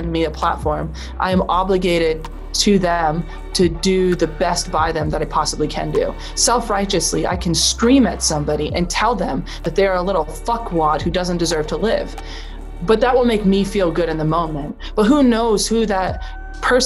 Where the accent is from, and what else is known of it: Vermont, United States; born or raised there